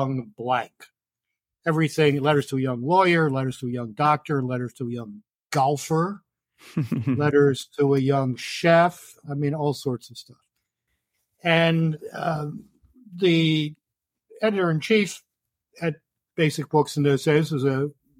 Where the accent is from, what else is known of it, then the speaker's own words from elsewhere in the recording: Baltimore, Maryland, United States; I was born in Baltimore in 1951